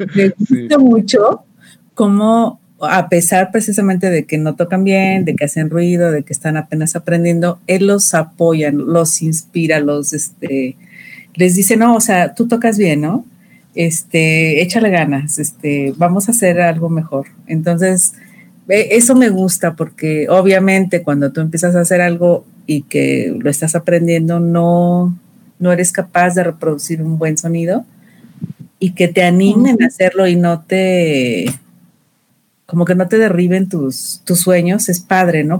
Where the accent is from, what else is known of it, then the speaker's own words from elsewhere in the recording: Mexico City, Mexico; de la Ciudad de México, de la región Coyoacán Poniente.